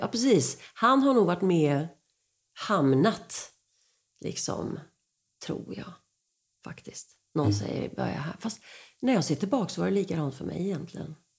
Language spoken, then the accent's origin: Swedish; Rydaholm, Jönköping County, Sweden; moved away; also born or lived in Skåne / Gothenburg / Stockholm; Där är jag född